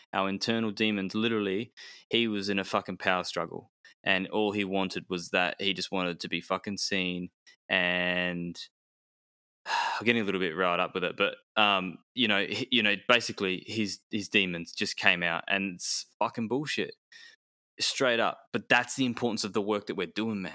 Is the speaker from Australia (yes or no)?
yes; Perth, Western Australia, Australia; I was born in Perth